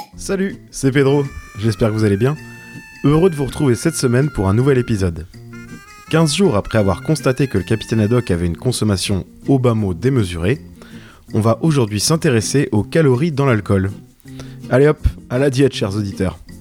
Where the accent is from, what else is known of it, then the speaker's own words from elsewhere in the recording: Brittany, France; cette fierté locale, puisque je suis breton